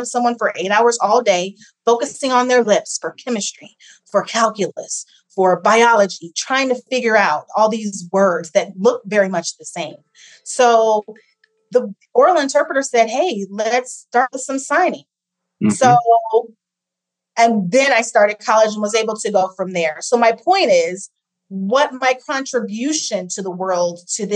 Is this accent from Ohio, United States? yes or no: yes; Ohio, United States; also born or lived in Massachusetts; I grew up in Ohio, so I'm a Midwesterner